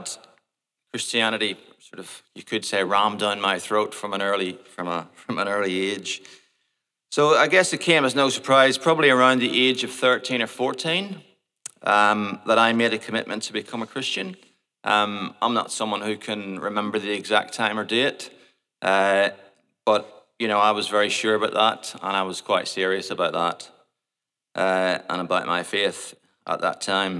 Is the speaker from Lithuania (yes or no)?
no; Portadown, Northern Ireland, United Kingdom; moved away; also born or lived in Port Noarlunga, Australia; I was born in Portadown, which is a town in the north of Ireland, in 1973.